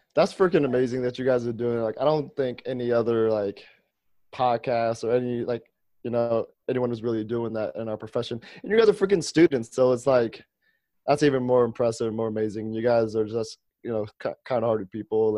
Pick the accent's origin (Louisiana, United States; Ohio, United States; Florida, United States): Ohio, United States; I'm from Ohio.